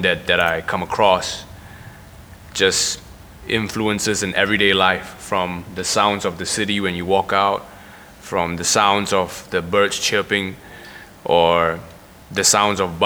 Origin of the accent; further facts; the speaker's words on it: Singapore; I'm a rapper that's born and raised in Singapore